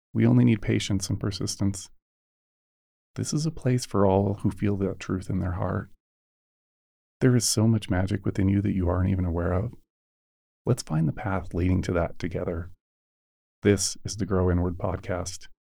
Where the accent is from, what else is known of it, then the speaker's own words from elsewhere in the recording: United States; born and raised in the United States